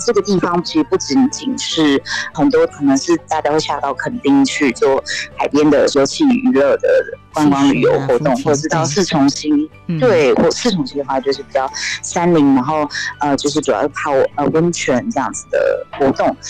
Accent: Kaohsiung, Taiwan; now in Pingtung, Taiwan; 我是高雄人。

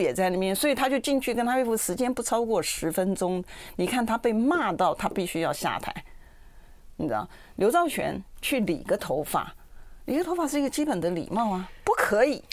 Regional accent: Taiwan; 跟别人讲，我从台湾来的时候，我就是都很 proud的嘛

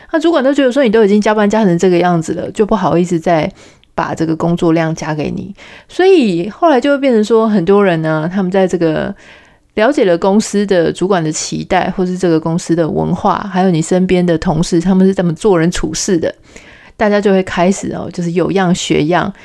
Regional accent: Taiwan; 我们台湾人

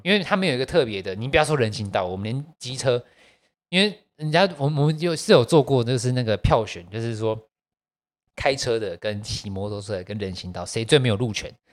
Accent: Taiwan; 我们台湾人

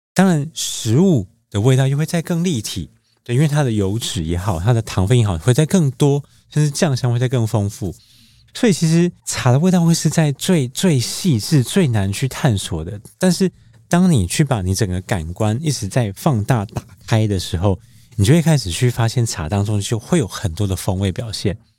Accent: Taiwan; now in Taichung, Taiwan; 我可能是生长在茶的家庭嘛

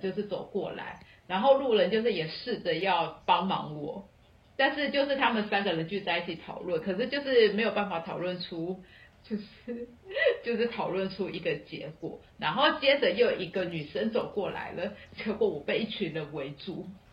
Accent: Taiwan; moved away; also born or lived in Colombia / Australia; 因为我是台湾人，我说我入境新加坡不需要哦

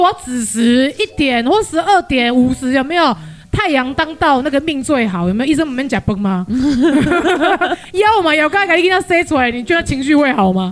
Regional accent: Tainan, Taiwan; moved away; also born or lived in Taipei; 我是爸爸妈妈都是台南人，我土生土长台南人

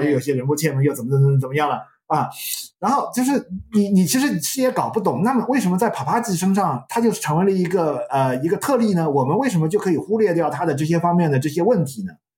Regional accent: China; 我们中国人的含糖文化

